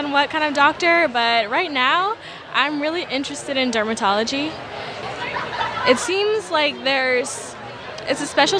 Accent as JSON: {"language": "English", "town": "Oakland", "region": "California", "country": "United States", "said": "I'm from Oakland, California."}